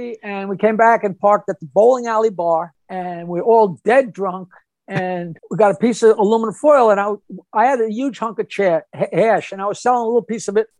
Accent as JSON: {"language": "English", "area": "Long Island", "region": "New York", "country": "United States", "said": "I'm from Long Island"}